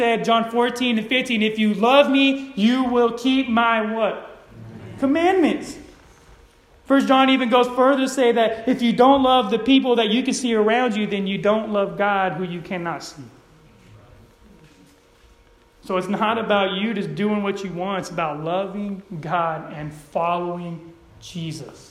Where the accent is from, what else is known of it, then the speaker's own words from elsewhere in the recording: Modesto, California, United States; I grew up in Modesto, California, where it's ghetto